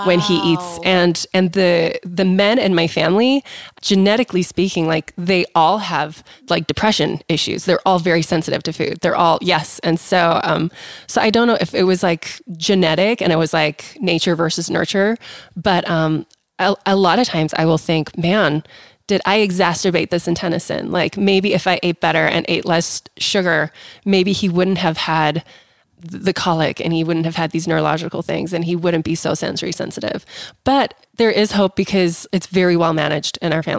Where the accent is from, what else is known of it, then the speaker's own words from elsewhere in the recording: South Africa; moved away; I grew up in South Africa too